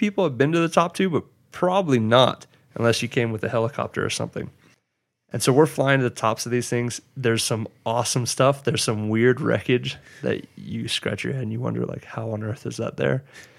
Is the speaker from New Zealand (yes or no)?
yes; New Zealand; now in United States; And you know, it's interesting being a Maori in the US and trying to hold on to your heritage.